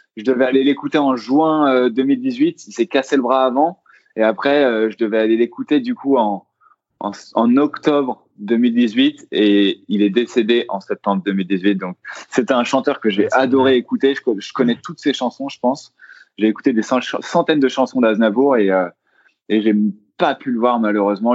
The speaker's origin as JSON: {"language": "French", "town": "Versailles", "region": "Île-de-France", "country": "France", "said": "je viens de Versailles"}